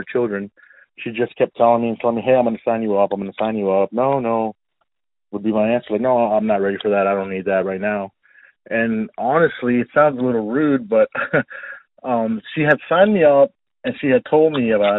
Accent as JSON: {"language": "English", "town": "Austin", "region": "Texas", "country": "United States", "tie": "born or raised there", "also_born_or_lived": "Dallas, Texas", "said": "I was born in Dallas, Texas, but moved to the Austin area when I was one. So I guess I could say I'm an Austin native since day one"}